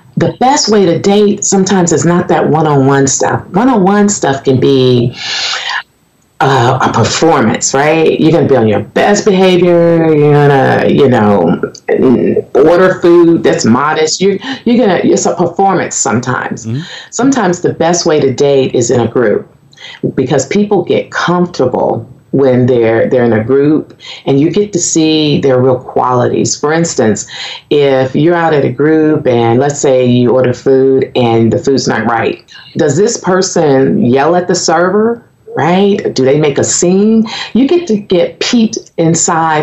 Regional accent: Michigan, United States; moved away as an adult; also born or lived in Conway, Arkansas; now in Arkansas, United States; when I was 3 years old, my parents moved us to Michigan. And I grew up there

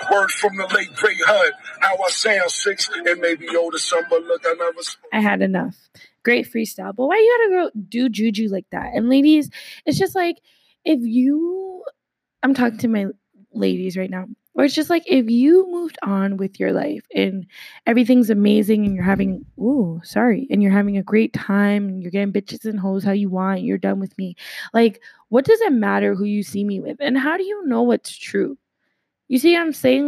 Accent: Canada

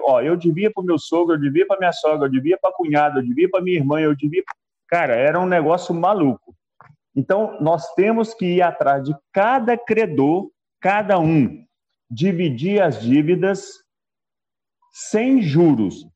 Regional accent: Belo Horizonte, Minas Gerais, Brazil; tenho 63 anos, sou de BH, Minas Gerais

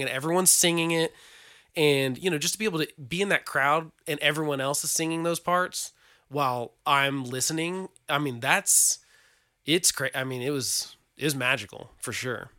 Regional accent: Oklahoma, United States; we're from Oklahoma

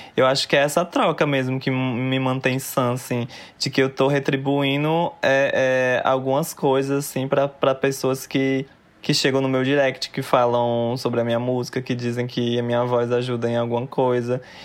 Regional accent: Fortaleza, Ceará, Brazil; moved away; eu fui nascida e criada lá, quarta geração

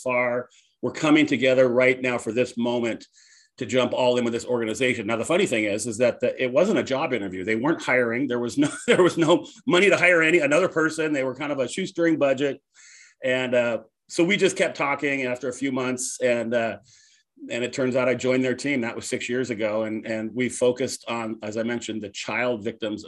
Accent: San Jose, California, United States; I was raised up in Northern California in the Bay Area in San Jose.

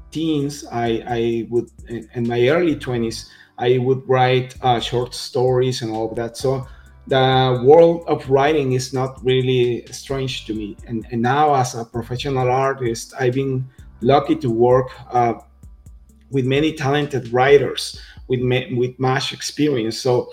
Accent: Mexico; I'm from Mexico, first of all. So as you can tell from my comic Adelita, I'm Mexican

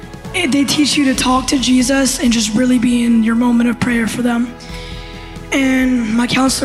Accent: Fort Wayne, Indiana, United States; I'm from Fort Wayne, Indiana.

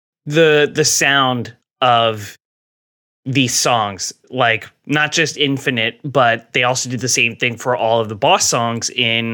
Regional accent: New Jersey, United States; accent: Jerseyisms; he knew I was from New Jersey because of the way I said the word raccoon.

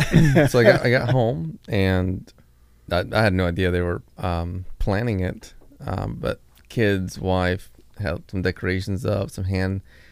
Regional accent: Monte Cristi, Dominican Republic; born there; I was born in Dominican Republic. {S2} Yep. {S3} A little town there called Monte Cristi.

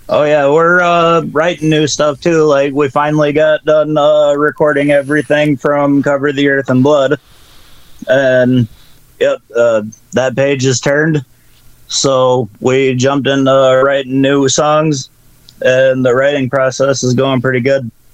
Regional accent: Battle Creek, Michigan, United States; we're from Battle Creek, Michigan, uh, which is known for Kellogg's

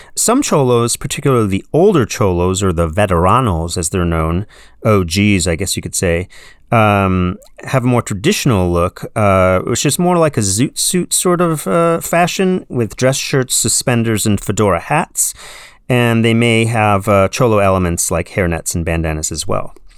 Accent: San Diego, California, United States; I grew up in San Diego in the seventies

